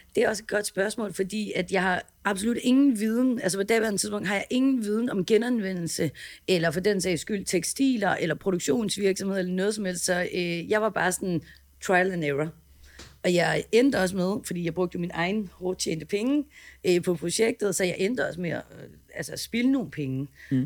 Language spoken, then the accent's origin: Danish; Herning, Central Denmark Region, Denmark; moved away as an adult; now in Copenhagen, Denmark; jeg er opvokset i Herning